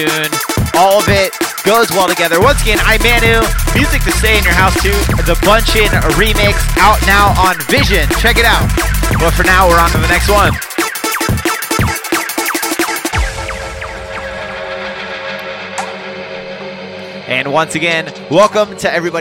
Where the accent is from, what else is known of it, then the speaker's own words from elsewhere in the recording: Jacksonville, Florida, United States; moved away; I'm from Jacksonville, Florida originally. I used to throw shows out there